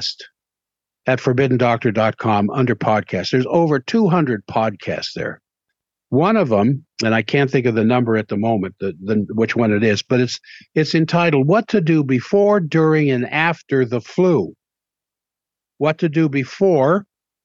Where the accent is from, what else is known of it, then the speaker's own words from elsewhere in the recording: Washington, D.C. area, Southern Maryland, United States; now in Salt Lake City, United States; I grew up in the Washington, D.C. area.